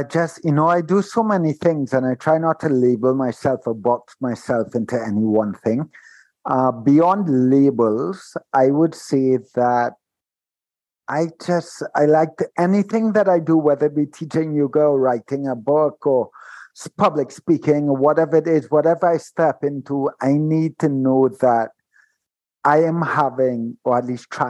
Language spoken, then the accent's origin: English; Trinidad & Tobago; and being of the Caribbean as well, Simone, you know that this carries some weight. And growing up in Trinidad, when I tell people that I've never drank, they're like, what?